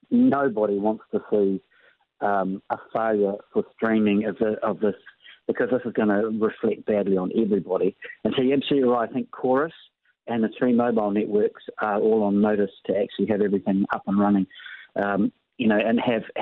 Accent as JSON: {"language": "English", "country": "New Zealand", "said": "that's one thing that I would say about New Zealand that we are different from Australia."}